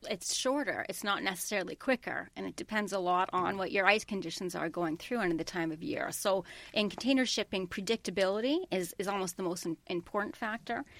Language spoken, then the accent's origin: English; Canada; I'm, I'm a Canadian